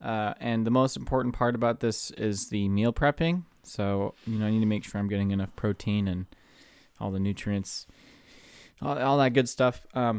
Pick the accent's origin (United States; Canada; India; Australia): India; Well, as an Indian, we eat once a week.